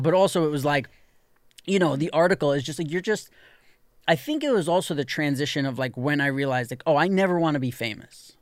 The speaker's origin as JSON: {"language": "English", "town": "New York City", "region": "New York", "country": "United States", "tie": "born or raised there", "said": "when you're sixteen years old, growing up in New York City"}